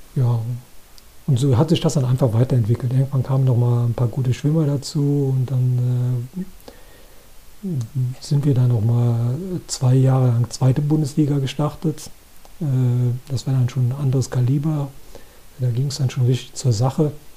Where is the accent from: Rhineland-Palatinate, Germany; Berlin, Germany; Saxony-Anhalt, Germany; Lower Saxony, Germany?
Rhineland-Palatinate, Germany; Koblenz; hier bei uns in Koblenz